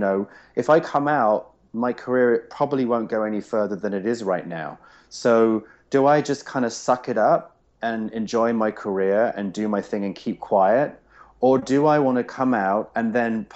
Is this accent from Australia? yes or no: no; England, United Kingdom; now in United States; I'm English